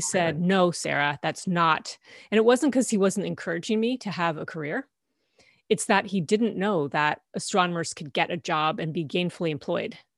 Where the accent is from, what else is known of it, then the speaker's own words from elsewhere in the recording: Canada; I grew up in Canada, and this was in Ontario.